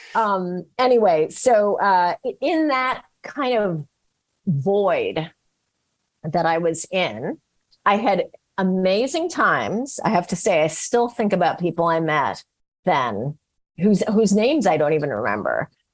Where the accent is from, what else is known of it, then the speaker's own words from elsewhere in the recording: San Francisco, California, United States; I was from San Francisco